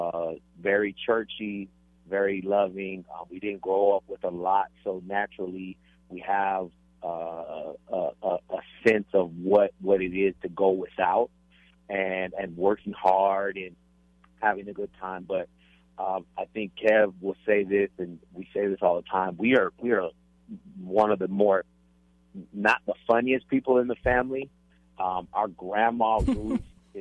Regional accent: El Paso, Texas, United States; We grew up in El Paso, Texas

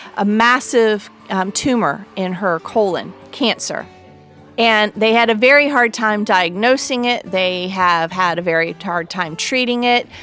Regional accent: North Carolina, United States; my home state of North Carolina

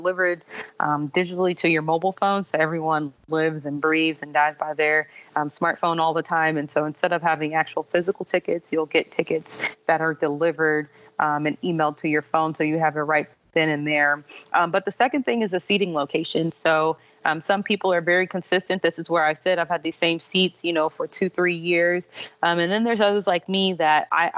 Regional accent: Illinois, United States; also born or lived in Louisiana; now in Georgia, United States; I'm a Midwesterner at heart, so I'm originally from Illinois.

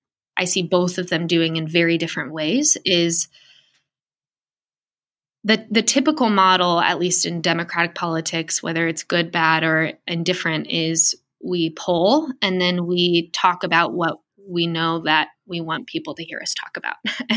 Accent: San Diego, California, United States; now in Columbus, United States; I'm actually from San Diego originally. I was in Darrell Issa's district most of my life.

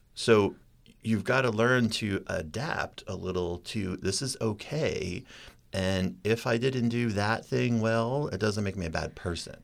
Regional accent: Maine, United States; moved away; I was so born and raised in Maine

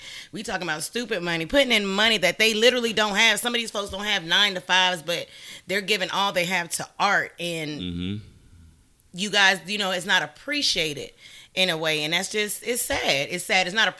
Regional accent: Augusta, Georgia, United States; Like, I'm from Augusta, but when that person was here, you gave them no love.

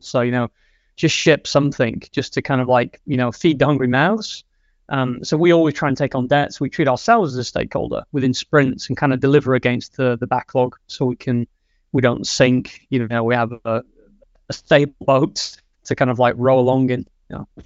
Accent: England, United Kingdom; moved away as an adult; now in Sweden; I am from England. I've been living in Sweden for seven years now.

